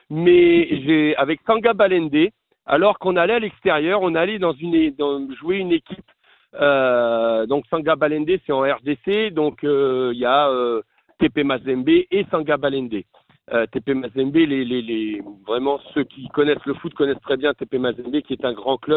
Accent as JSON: {"language": "French", "country": "France", "said": "Moi, je ne peux pas me l'interdire en tant que Français."}